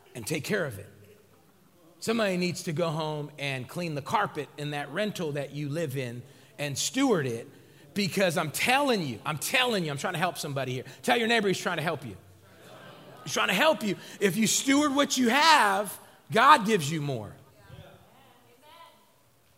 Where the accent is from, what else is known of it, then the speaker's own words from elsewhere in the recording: West Coast, United States; I'm from the West Coast.